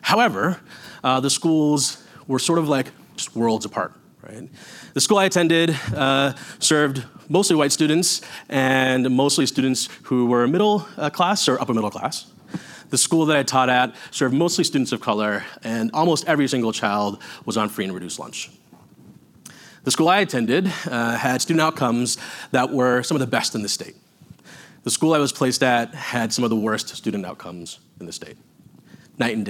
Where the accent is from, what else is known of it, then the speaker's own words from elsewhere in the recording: Houston, Texas, United States; also born or lived in New York City; now in Minnesota, United States; I was born in New York City and moved to Houston, Texas when I was young.